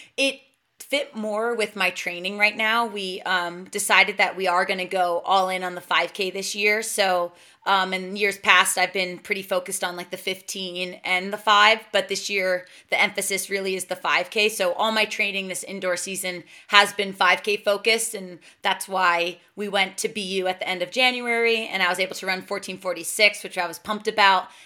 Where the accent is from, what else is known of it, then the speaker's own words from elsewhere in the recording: New Jersey, United States; now in Boulder, United States; my hometown in New Jersey